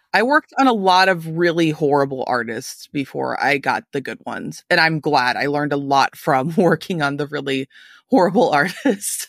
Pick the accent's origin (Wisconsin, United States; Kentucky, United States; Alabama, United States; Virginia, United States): Kentucky, United States; Louisville; I'm from Louisville, Kentucky, not exactly a music industry mecca